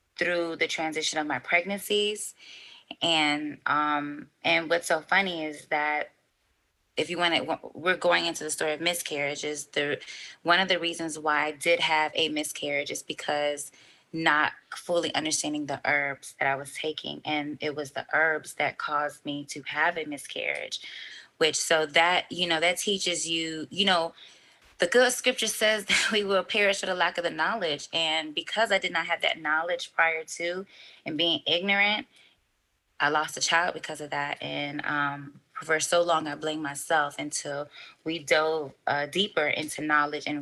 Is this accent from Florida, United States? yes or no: yes; Miami, Florida, United States; I'm originally from Miami. My family's from Haiti